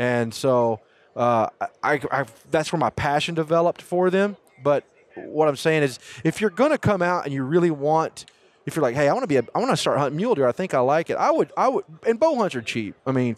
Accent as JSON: {"language": "English", "region": "East Texas", "country": "United States", "also_born_or_lived": "El Paso / New Mexico", "moved": "yes", "said": "I was not born and raised in mule deer country. I came from East Texas to El Paso."}